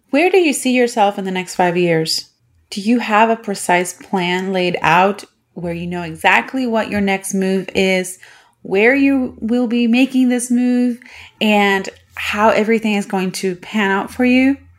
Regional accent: Puerto Rico; moved away as an adult; now in United States; I am from Puerto Rico, and I was born and bred there, and I only moved to the United States in two thousand eleven

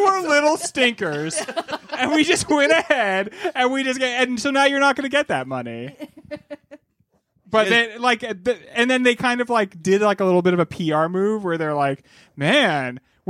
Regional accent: Boston, Massachusetts, United States; Guess what I'm not doing anymore, even though I'm from Boston.

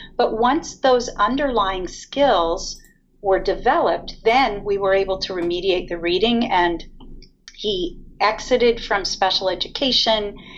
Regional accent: Ventura, California, United States; I grew up in Ventura

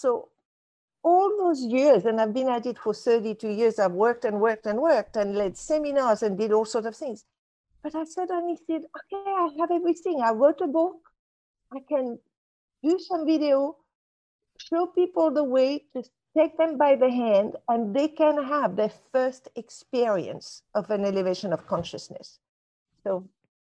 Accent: Casablanca, Casablanca-Settat, Morocco; I was brought up in Casablanca, Morocco.

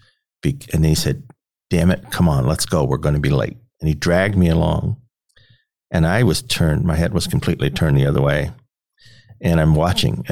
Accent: Washington, District of Columbia, United States; also born or lived in Petersburg, Virginia; now in Omaha, United States; I grew up in Washington, D.C.

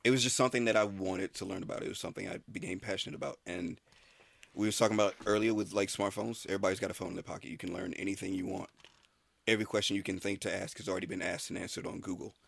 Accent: Tallahassee, Florida, United States; I was born in Florida. Tallahassee, Florida

